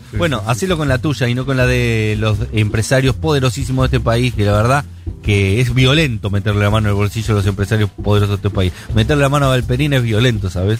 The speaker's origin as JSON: {"language": "Spanish", "region": "Buenos Aires", "country": "Argentina", "said": "los porteños decimos mal Chipa"}